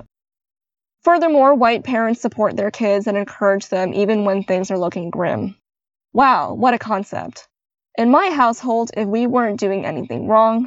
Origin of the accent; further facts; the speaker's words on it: Canada; I was born in Canada